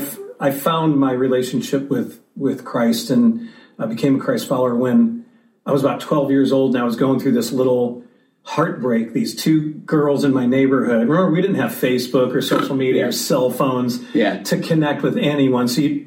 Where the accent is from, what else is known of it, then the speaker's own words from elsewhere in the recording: St. Louis, Missouri, United States; I grew up in St. Louis, Missouri.